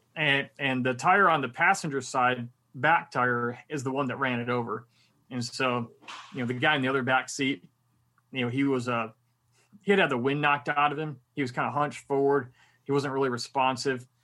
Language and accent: English; Michigan, United States; moved away; also born or lived in Miami / Korea; I'm originally from Michigan, so I was very used to the cold.